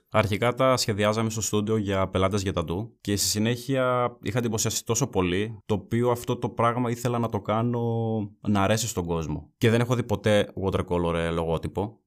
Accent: Evropos, Central Macedonia, Greece; also born or lived in Kilkis; Μένω στο Κυλική από το 11 και η καταγωγή μου είναι από τον Εύρωπο Κυλική

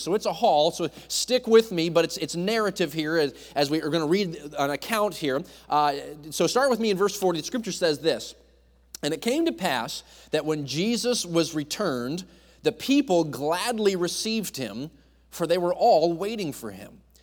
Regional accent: New England, United States; I grew up in New England, so I was a Yankee

